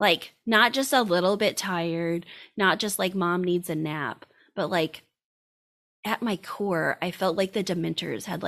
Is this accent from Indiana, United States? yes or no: yes; Indiana, United States; I'm from Indiana, went to a small college, went out to med school, came back to Indiana